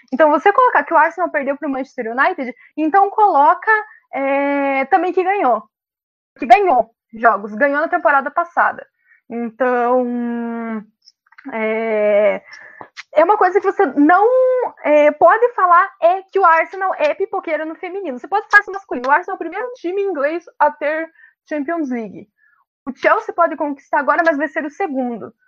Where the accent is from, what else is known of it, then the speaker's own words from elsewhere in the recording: Brazil; nós somos brasileiros